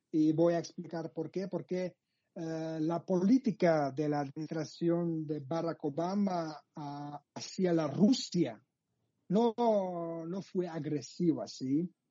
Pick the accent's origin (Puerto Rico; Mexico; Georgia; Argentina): Georgia; Sukhumi, Abkhazia; Spanish is a second language; yo nací en Sojumi, soy ah. desde Abjasia, el territorio el territorio ocupado por Rusia, por el ejército ruso. Y sí, soy desde Abjasia